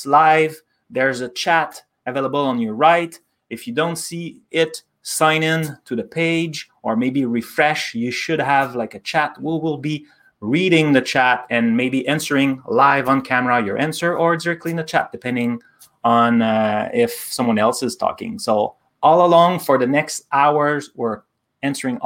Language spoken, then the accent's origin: English; Canada; we're both Canadian